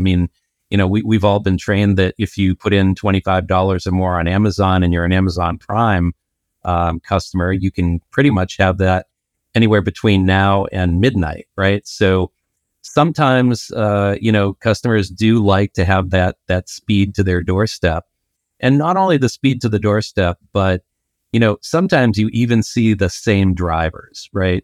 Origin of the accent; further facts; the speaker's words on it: Boston, Massachusetts, United States; I'm from Boston.